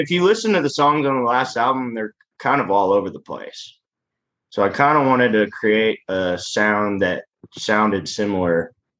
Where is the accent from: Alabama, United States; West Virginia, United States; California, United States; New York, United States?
California, United States; I grew up in Southern California for about 4 or 5 years out of my life.